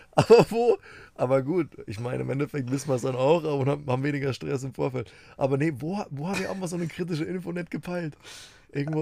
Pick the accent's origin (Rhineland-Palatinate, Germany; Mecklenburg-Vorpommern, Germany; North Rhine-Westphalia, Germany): Rhineland-Palatinate, Germany; Bei uns in der Pfalz